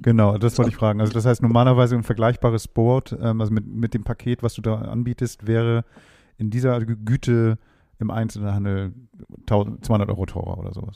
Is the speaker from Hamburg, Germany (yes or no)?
yes; Hamburg, Germany; ich jetzt als Hamburger